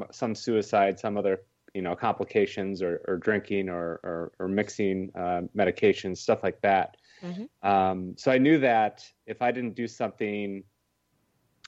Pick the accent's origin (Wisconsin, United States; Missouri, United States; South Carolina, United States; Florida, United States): Wisconsin, United States; I'm from Wisconsin, so I went back to Wisconsin